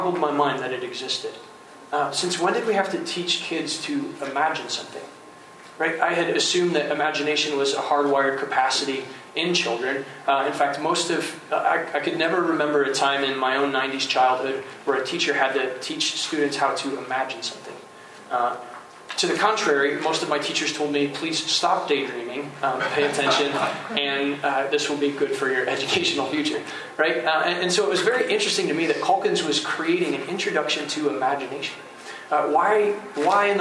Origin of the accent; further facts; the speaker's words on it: St. Joseph, Michigan, United States; I grew up in St. Joseph, Michigan.